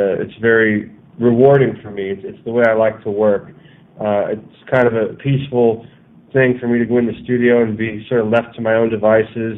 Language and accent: English; Reading, Pennsylvania, United States; moved away as an adult; I was born in Reading, Pennsylvania, and I lived there for about 20 years.